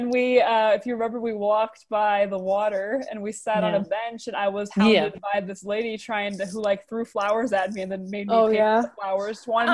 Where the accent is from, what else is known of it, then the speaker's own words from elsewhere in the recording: United States; I'm from the U.S.